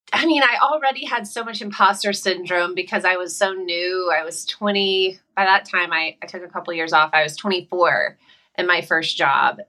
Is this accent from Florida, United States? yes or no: no; South Carolina, United States; moved away as an adult; now in California, United States; I'm from South Carolina